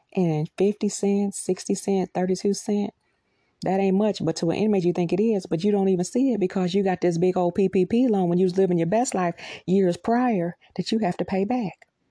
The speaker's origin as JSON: {"language": "English", "country": "United States", "said": "We, as American citizens"}